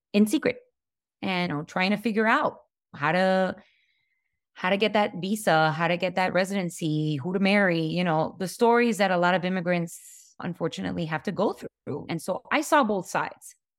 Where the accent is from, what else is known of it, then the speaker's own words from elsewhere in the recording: Hialeah, Florida, United States; growing up in Hialeah, which is a very working class neighborhood.